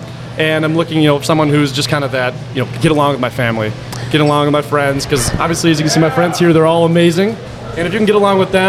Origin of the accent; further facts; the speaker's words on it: St. Paul, Minnesota, United States; I'm 23 from St. Paul, Minnesota.